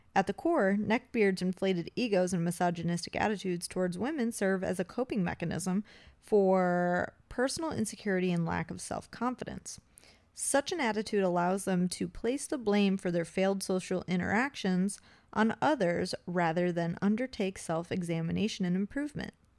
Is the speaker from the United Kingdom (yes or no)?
no; Appalachia, United States; I'm from the Appalachia